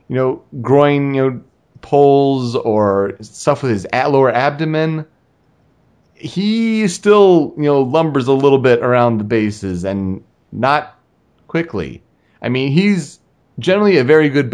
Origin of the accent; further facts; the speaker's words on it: Michigan, United States; living in Michigan, you know, growing up in Michigan